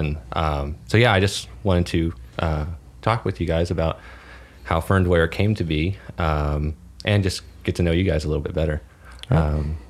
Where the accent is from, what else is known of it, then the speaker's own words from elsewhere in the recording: Dallas, Texas, United States; I was actually born and raised around here.